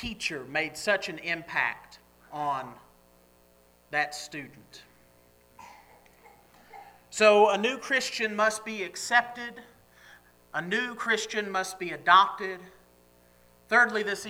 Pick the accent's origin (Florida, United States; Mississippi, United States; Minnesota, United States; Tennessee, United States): Tennessee, United States; Nashville; now in Grove City, United States; growing up in Nashville